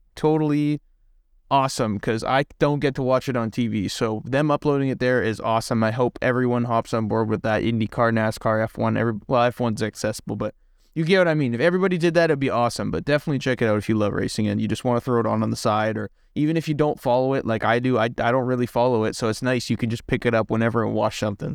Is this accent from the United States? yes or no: no; Canada; I'm from Canada